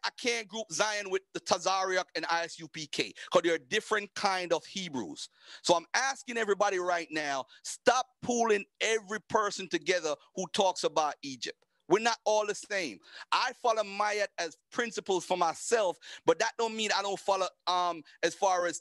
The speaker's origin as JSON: {"language": "English", "country": "Jamaica", "said": "I'm Jamaican"}